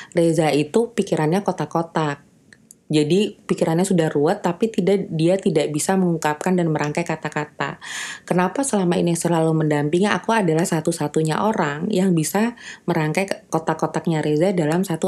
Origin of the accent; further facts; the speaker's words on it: West Java, Indonesia; karena sama-sama orang Sunda kebayan kalau rekan kerja aku bukan orang Sunda emang